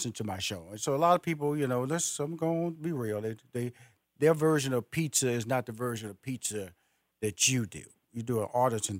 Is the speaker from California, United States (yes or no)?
no; Houston, Texas, United States; also born or lived in New Orleans; I'm from Houston, Texas, by way of New Orleans.